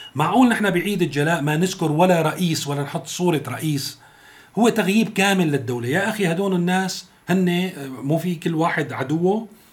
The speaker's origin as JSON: {"language": "Arabic", "country": "Syria"}